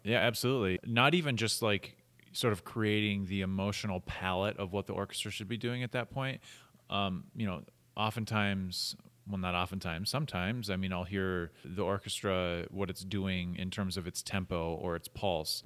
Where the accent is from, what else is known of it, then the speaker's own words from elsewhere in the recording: Minnesota, United States; now in Utah, United States; I grew up in Minnesota